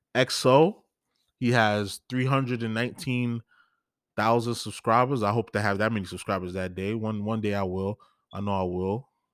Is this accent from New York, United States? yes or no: yes; New York, United States; I'm from New York